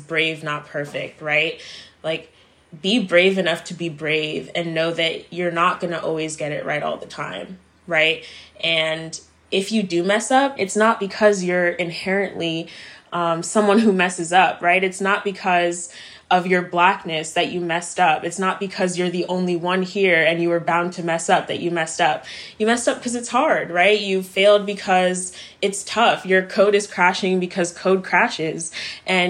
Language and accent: English; Maryland, United States; moved away as an adult; also born or lived in Silver Spring, Maryland / Cameroon; now in Los Angeles, United States; After my move to Maryland, I grew up there for the rest of my life before moving to Los Angeles.